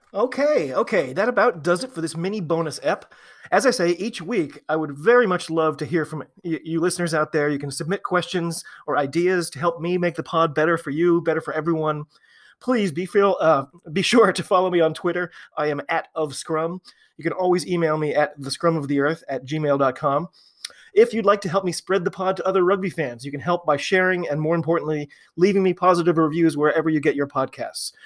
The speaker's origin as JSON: {"language": "English", "country": "United States", "said": "I am an American rugby fan"}